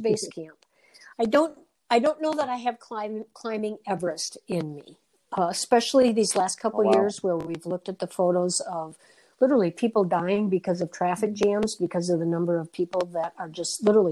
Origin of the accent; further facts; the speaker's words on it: Red Granite, Wisconsin, United States; also born or lived in Madison, Wisconsin; now in Wilmington, United States; I was born in Madison. My parents moved to Red Granite, middle of the state, just west of Oshkosh, when I was 6 years old. So I marvel at myself many times, like, you know, I'm just a girl from Red Granite, Wisconsin.